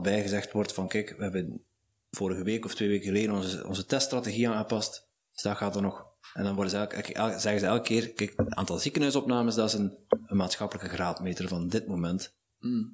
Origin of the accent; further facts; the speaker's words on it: Netherlands; now in Belgium; ik ben een Nederlander